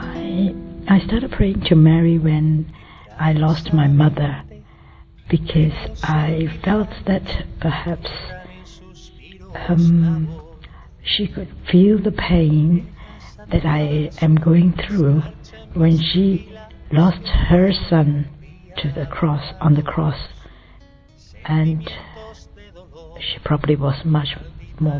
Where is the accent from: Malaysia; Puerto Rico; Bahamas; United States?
Malaysia; I'm from Malaysia